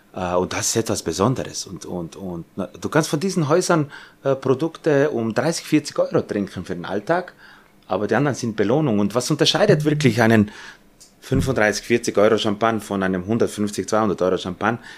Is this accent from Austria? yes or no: yes; Austria; bei uns in Österreich